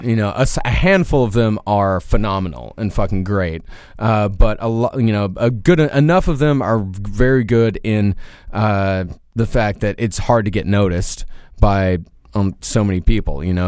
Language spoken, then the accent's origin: English; Rochester, Texas, United States; now in New York City, United States; I can't go to my hometown, uh, because Craigslist don't exist for Rochester, Texas